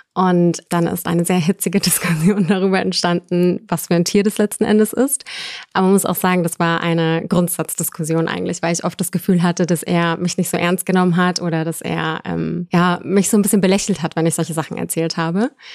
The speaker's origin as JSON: {"language": "German", "town": "Munich", "region": "Bavaria", "country": "Germany", "said": "ich komme aus München und wohne aktuell auch noch in München."}